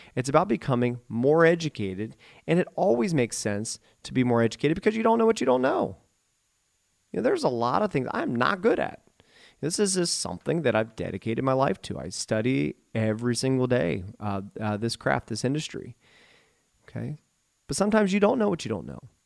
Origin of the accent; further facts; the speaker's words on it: Eaton, Ohio, United States; also born or lived in Dayton, Ohio / Oxford, Ohio / Beavercreek, Ohio; I was born and raised in Eaton, Ohio